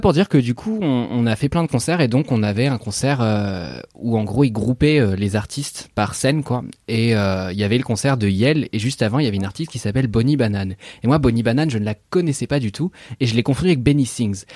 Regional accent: Normandy, France; je suis normand

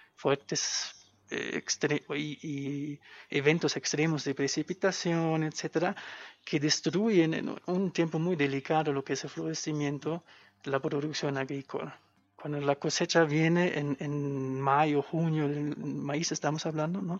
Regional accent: a small village in western Germany, Germany; moved away as an adult; soy de Alemania. Em, vengo de un pueblo chiquitito

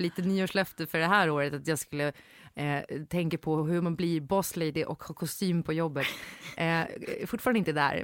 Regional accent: Gotland, Sweden; moved away; also born or lived in Stockholm; Jag var född på Gotland

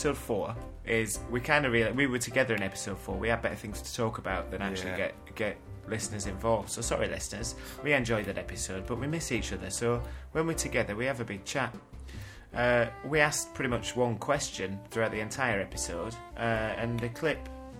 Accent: Weston-super-Mare, South West England, United Kingdom; From the West Country. I'm from Western Supermare.

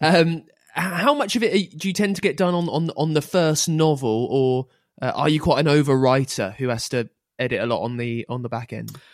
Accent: England, United Kingdom; I'm English

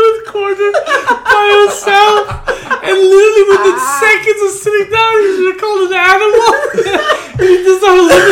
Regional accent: New York City, New York, United States; I'm from Park X

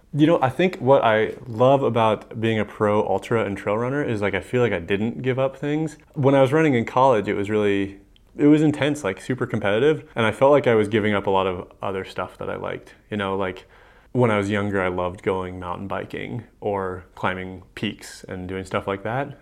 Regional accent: Missoula, Montana, United States; I grew up in Missoula and then went away for college

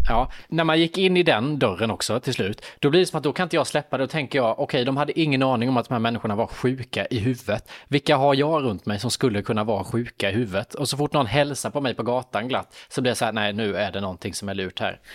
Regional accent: Värnamo, Jönköping County, Sweden; moved away; Nu var jag i Värnamo i min hemstad

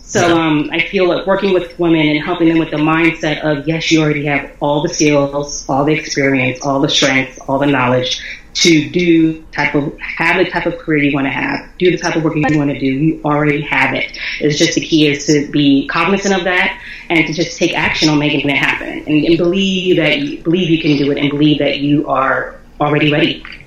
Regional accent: Philadelphia, Pennsylvania, United States; I was born and raised in Philly

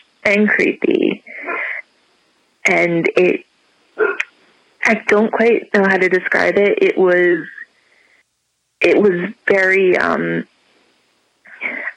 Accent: Paramus, New Jersey, United States; moved away; I grew up in the Paramus area.

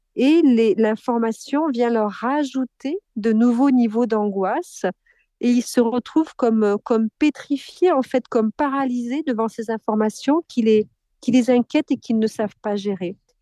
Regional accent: Corrèze, Nouvelle-Aquitaine, France; je suis née en Corrèze

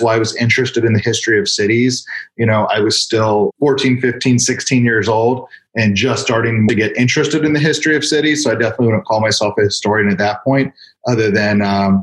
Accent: Bethesda, Maryland, United States; Growing up in Bethesda, Maryland, you know, a couple miles from the D.C. border, it was an awesome place to grow up

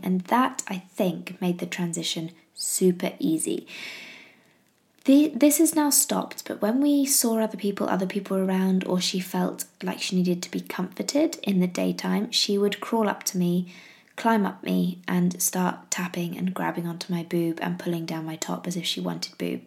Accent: England, United Kingdom; I'm English

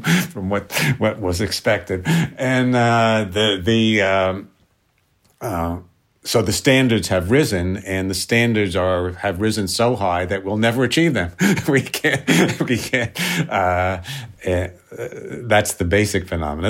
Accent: New York City, New York, United States; I grew up in New York City

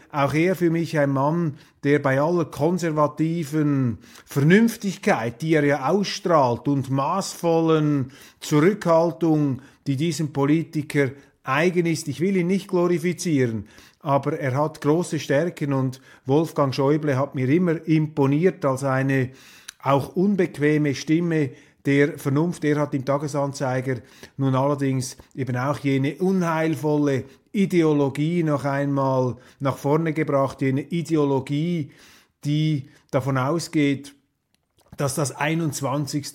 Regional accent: Switzerland; wir Schweizer

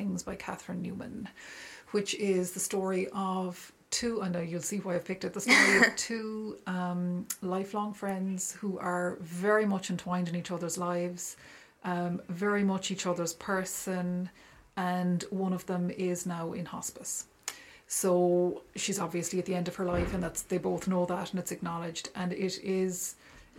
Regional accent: Ireland; as Irish people

